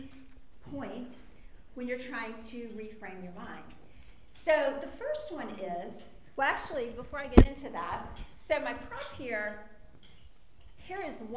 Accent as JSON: {"language": "English", "town": "Lawton", "region": "Oklahoma", "country": "United States", "also_born_or_lived": "Waco, Texas", "moved": "as an adult", "said": "I'm from Lawton, Oklahoma"}